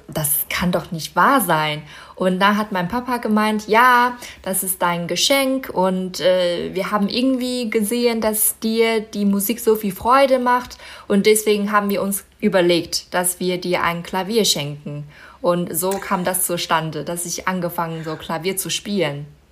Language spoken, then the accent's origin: German; Baotou, Inner Mongolia, China; moved away; Bauto heißt meine Heimatstadt